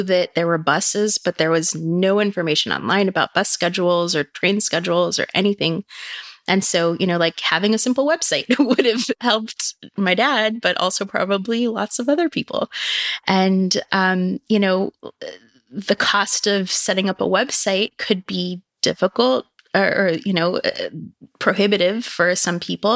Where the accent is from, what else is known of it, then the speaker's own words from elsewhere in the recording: Silicon Valley, California, United States; growing up in Silicon Valley